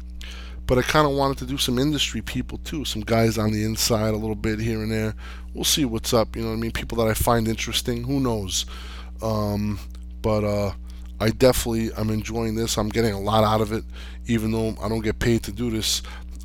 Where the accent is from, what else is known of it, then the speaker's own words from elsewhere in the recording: Jersey City, New Jersey, United States; I grew up in Section 8 housing, Jersey City